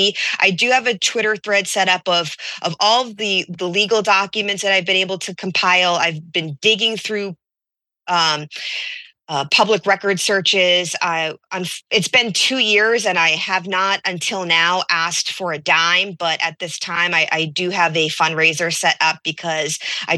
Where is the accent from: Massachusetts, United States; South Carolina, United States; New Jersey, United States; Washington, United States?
Massachusetts, United States; Peabody; also born or lived in Randolph, Massachusetts; I'm originally from Peabody, Massachusetts, but I lived in Randolph during the time.